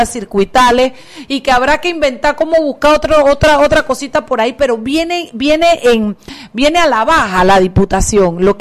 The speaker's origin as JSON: {"language": "Spanish", "country": "Panama", "said": "como un panameño que tenga dos dedos de frente y un real de autoestima puede sentirse"}